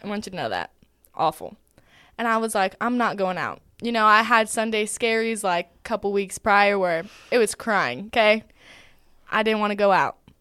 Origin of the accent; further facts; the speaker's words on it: Arizona, United States; moved away as an adult; now in Georgia, United States; I'm actually from Arizona